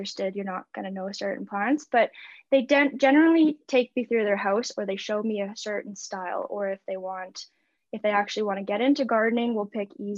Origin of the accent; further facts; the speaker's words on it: Winnipeg, Manitoba, Canada; now in Okanagan Valley, Canada; I am originally from Winnipeg, so the prairie.